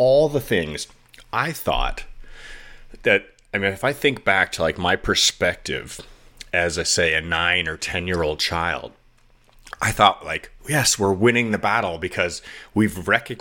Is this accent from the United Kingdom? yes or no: no; Toronto, Ontario, Canada; moved away as an adult; I was born in Canada, right? And I lived in Toronto for the first 23 years of my life. And I grew up in a really poor part of the city